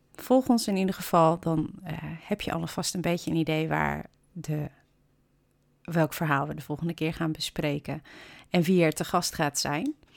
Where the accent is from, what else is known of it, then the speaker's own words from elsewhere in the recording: Kampen, Overijssel, Netherlands; kom ik uit Hansestad Kampen